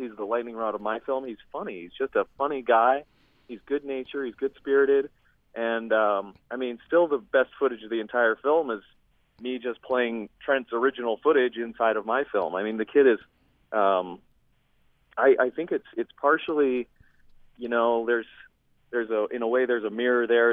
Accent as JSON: {"language": "English", "town": "Salt Lake City", "region": "Utah", "country": "United States", "tie": "born or raised there", "said": "I grew up in Salt Lake City"}